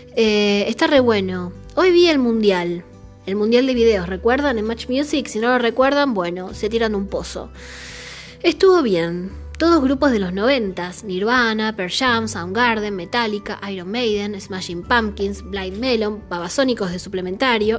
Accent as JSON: {"language": "Spanish", "region": "Buenos Aires", "country": "Argentina", "said": "yo soy de Saavedra"}